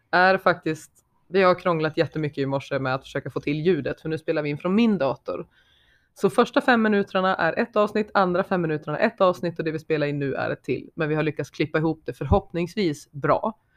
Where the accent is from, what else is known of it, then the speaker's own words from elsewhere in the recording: Sweden; accent: dalmål/skelleftemål/gällivaremål; Det blev dalmål, skelleftemål och gällivaremål i samma mening.